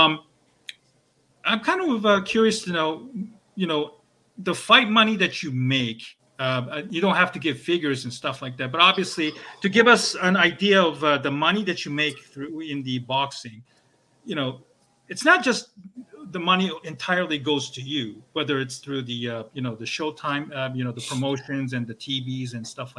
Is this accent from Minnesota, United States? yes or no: no; Southern California, United States; moved away; also born or lived in Torrance, California / Chicago; growing up in SoCal